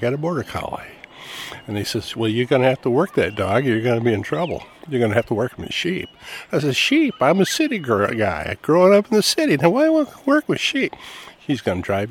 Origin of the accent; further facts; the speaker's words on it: Graham, Washington, United States; I'm from Graham, Washington